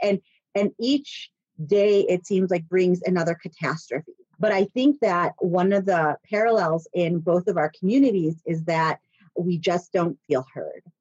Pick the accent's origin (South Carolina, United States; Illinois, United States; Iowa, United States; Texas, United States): Illinois, United States; Chicago; now in Bloomington, United States; I grew up in Chicago